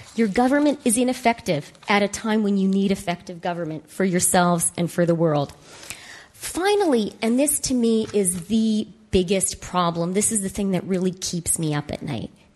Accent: Canada; as a Canadian

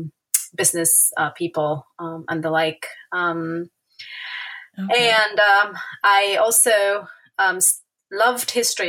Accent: Buenos Aires, Argentina; English is a second language; I'm an Argentine native. I was born in Buenos Aires.

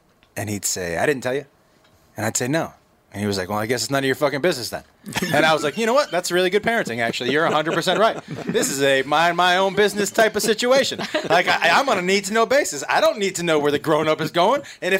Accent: Massachusetts, United States; Yeah. I from Massachusetts. I went to college in Texas, and I started stand-up in Seattle.

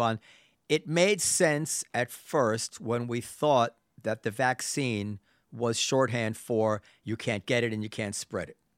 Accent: New York City, New York, United States; as a New Yorker

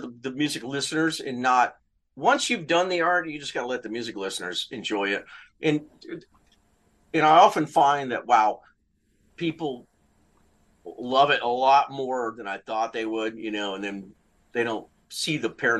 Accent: Louisiana, United States; I'm from Louisiana, I have, Southern roots, man. And so also Baptist roots

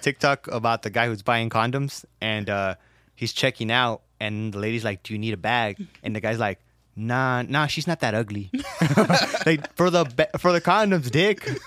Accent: Los Angeles, California, United States; I was born in South Central

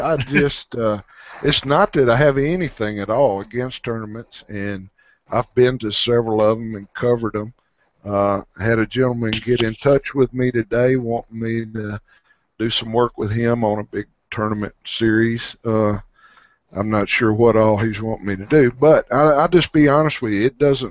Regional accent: Arkansas, United States; some even here in my home state

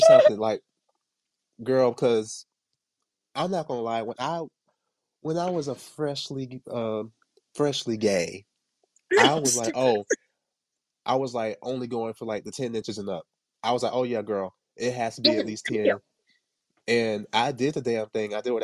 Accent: Jamaica; me being Jamaican

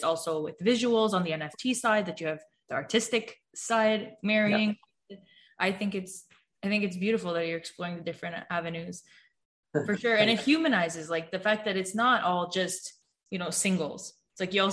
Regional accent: Toronto, Ontario, Canada; born or raised there

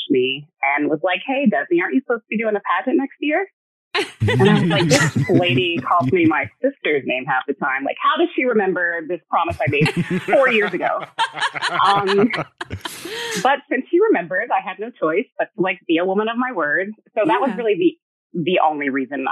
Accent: Peachtree City, Georgia, United States; moved away as an adult; also born or lived in Alabama / Virginia; now in Los Angeles, United States; when we were five, we moved to a small town called Peachtree City, Georgia. So I mostly grew up in Peachtree City.

